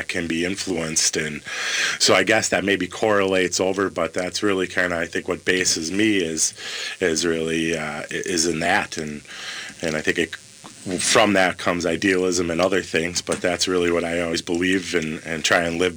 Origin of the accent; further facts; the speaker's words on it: White Bear Lake, Minnesota, United States; I grew up in White Bear Lake, so in the Twin Cities here, in the East Metro